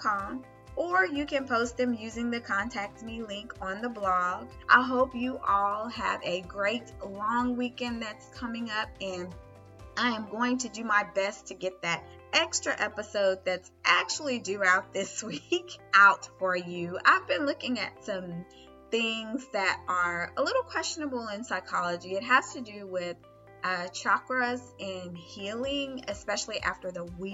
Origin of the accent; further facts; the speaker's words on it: the South, United States; I'm a Southerner.